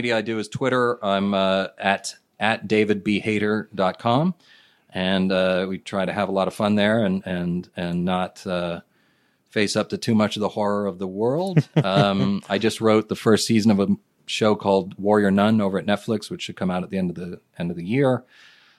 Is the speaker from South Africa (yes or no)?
no; Japan; moved away; I grew up in Japan